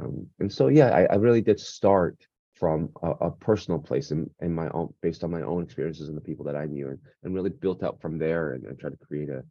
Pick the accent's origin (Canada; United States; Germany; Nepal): Canada; also born or lived in South Korea; Growing up in Canada in the 90s, a family immigrated